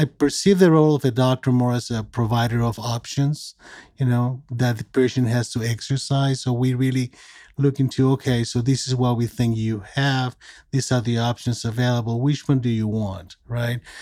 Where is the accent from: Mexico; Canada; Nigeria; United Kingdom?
Mexico; moved away as an adult; also born or lived in California; I'm originally from Mexico. I was born and raised there from a Mexican father and American mother.